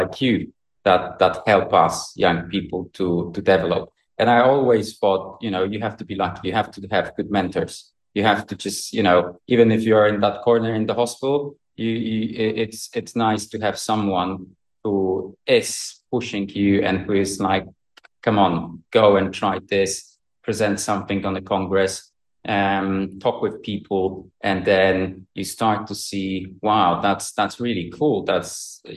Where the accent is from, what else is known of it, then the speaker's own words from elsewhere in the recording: Poland; moved away as an adult; now in United Kingdom; I'm actually from Poland, but I work in UK now